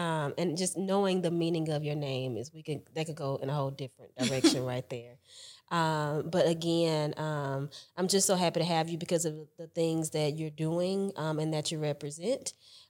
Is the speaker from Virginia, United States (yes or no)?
no; Mobile, Alabama, United States; I always like to say that, so I'm originally from Mobile, Alabama.